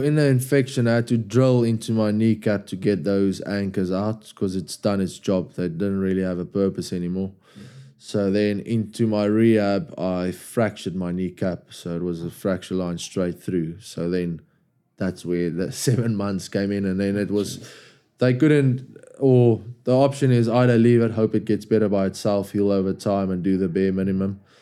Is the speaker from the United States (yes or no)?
no; South Africa; moved away as an adult; now in England; As a South African